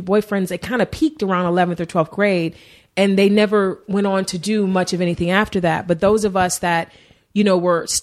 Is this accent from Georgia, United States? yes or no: no; Cleveland, Ohio, United States; also born or lived in Warrensville Heights, Ohio; now in Los Angeles, United States; I grew up in East Cleveland